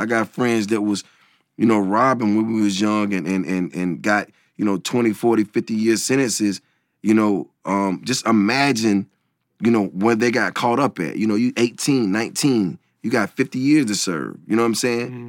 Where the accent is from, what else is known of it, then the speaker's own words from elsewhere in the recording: the South, United States; I'm coming from the South